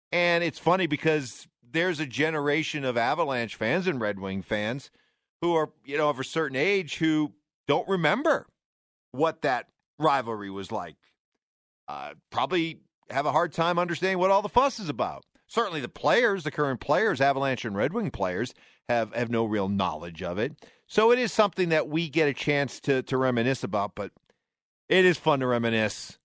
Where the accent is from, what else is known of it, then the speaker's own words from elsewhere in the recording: New England, United States; I grew up in the Northeast, in New England